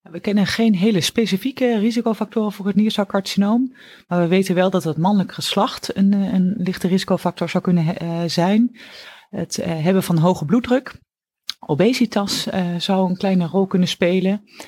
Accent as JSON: {"language": "Dutch", "town": "Oldenzaal", "region": "Overijssel", "country": "Netherlands", "tie": "born or raised there", "moved": "as an adult", "lives_now": "Utrecht, Netherlands", "said": "Ik ben afkomstig uit het oosten van het land, uit Oldenzaal. En ben daar geboren en heb, ben daar eigenlijk ook mijn hele jeugd opgegroeid"}